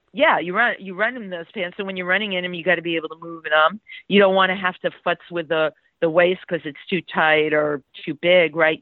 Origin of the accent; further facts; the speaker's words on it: New York City, New York, United States; I grew up in the Bronx